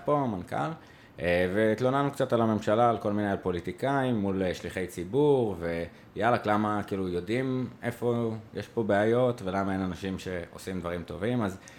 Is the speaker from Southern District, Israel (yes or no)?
no; Jerusalem, Jerusalem District, Israel; moved away; also born or lived in Tel Aviv; אני ירושלמי